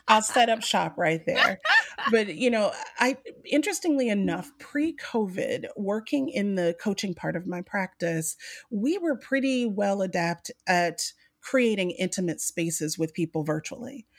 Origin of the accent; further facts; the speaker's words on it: Mobile, Alabama, United States; growing up on the coast, I grew up in the South of Mobile, Alabama